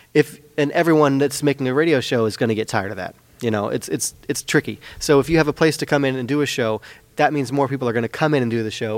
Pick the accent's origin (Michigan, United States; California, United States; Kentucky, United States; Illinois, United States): California, United States; Petaluma; moved away as an adult; now in Santa Rosa, United States; growing up in Petaluma, I feel very fortunate to have grown up in Petaluma